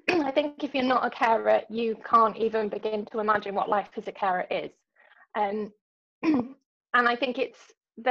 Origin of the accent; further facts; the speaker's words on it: London, United Kingdom; now in North Wales, United Kingdom; I live in North Wales, as you said, but I'm originally from London. So I've now lived in Wales longer than I ever lived in London in my childhood.